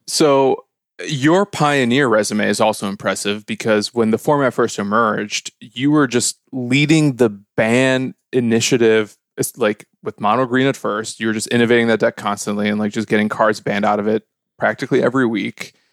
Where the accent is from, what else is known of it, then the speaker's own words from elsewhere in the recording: Chicago, Illinois, United States; I'm from Chicago